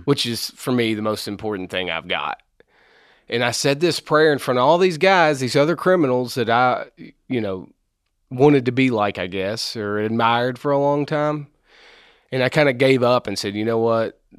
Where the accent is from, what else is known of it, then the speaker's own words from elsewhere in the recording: Maysville, Kentucky, United States; I'm from Maysville, Kentucky.